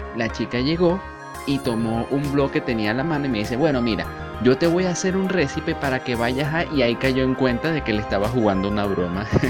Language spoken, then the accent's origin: Spanish; Venezuela; also born or lived in Caracas; nací en Venezuela y vivo en Caracas.